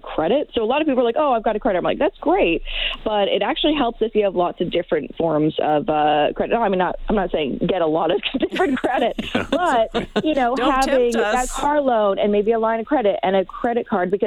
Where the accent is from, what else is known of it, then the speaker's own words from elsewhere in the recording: suburb outside of Vancouver, British Columbia, Canada; moved away; my hometown in the suburb outside of Vancouver